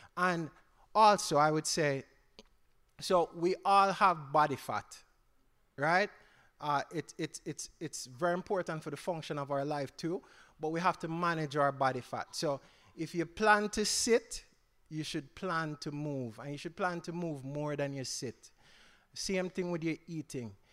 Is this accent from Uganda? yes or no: no; Jamaica; I grew up, I'm Jamaican, so I grew up in Jamaica.